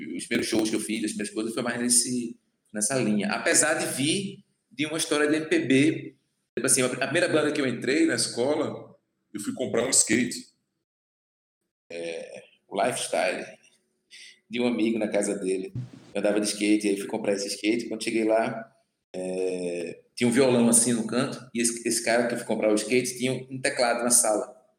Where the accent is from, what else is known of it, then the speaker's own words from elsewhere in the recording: Recife / Olinda, Pernambuco, Brazil; also born or lived in Goiana, Pernambuco; sou de Goiânia, Mata Norte, ali já divisa com a Paraíba. E nasci lá, aí na infância ainda vim morar em Recife, ali com sete anos